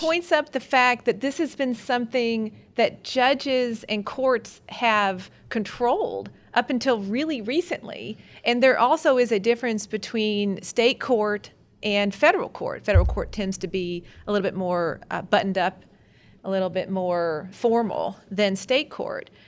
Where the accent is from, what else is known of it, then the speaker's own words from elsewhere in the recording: Kentucky, United States; I'm from Kentucky after all. Every self-respecting Kentucky girl